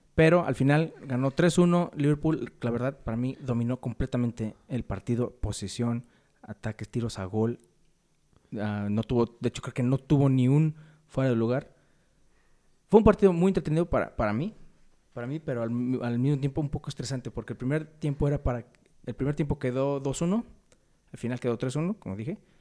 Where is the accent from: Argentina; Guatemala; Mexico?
Mexico; como mexicanos